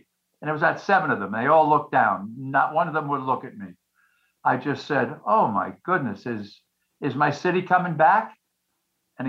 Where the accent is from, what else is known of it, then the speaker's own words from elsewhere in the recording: New York City, New York, United States; moved away as an adult; now in Naples, United States; I'm from New York